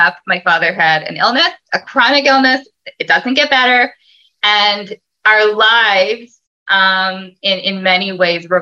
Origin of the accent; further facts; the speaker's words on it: Toronto, Ontario, Canada; I'm from Toronto, grew up in Toronto, born and bred